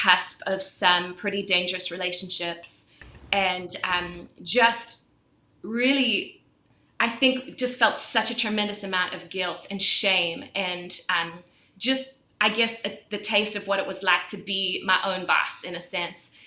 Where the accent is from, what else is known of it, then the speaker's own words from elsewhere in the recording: South Africa; So I was born and raised in South Africa, and I was born into a Christian family